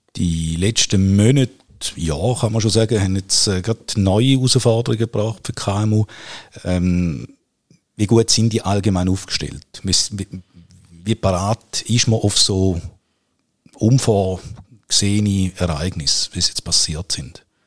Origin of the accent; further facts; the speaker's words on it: Switzerland; bei uns in der Schweiz